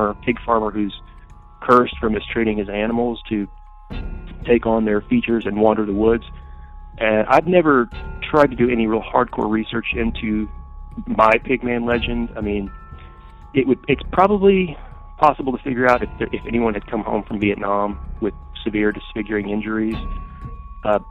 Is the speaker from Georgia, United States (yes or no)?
yes; west of Atlanta, small town in Georgia, United States; I grew up in a small town in Georgia, just west of Atlanta